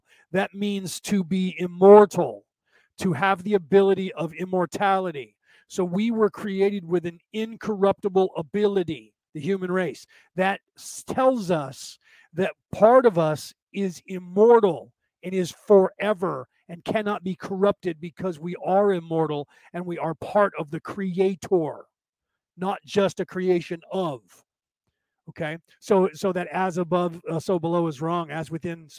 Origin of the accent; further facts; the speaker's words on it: United States; I'm part Viking, but Southern Viking, and I grew up in America